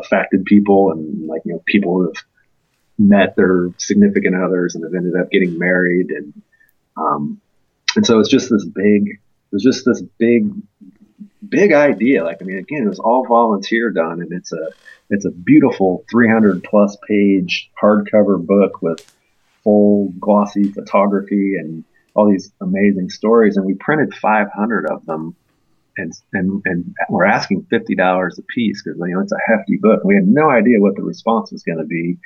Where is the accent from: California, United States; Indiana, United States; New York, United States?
Indiana, United States; moved away as an adult; now in Athens, United States; I'm originally from Indiana